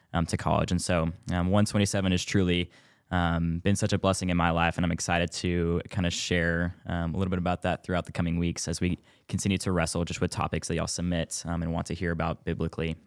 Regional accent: Spring, Texas, United States; moved away as an adult; now in Bryan, United States; I am from Houston, Texas, Northwest Houston, um, spring to be exact.

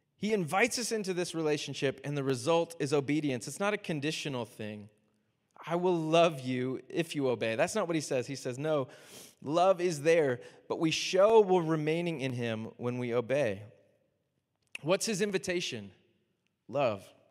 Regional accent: Miami, Florida, United States; I'm from Miami, so I'm a huge Dolphins fan

